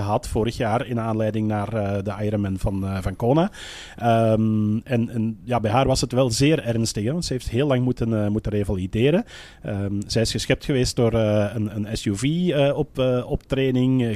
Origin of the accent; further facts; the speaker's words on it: Belgium; bij ons in de Belgische pers